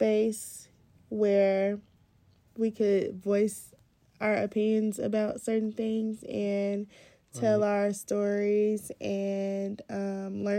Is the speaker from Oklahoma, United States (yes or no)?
no; Chicago, Illinois, United States; I'm 22 and from Chicago